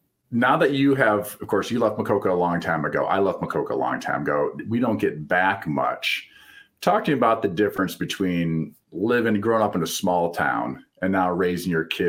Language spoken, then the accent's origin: English; Midwest, United States; And as we all know, growing up in the Midwest, you don't get too many sandy bottom lakes.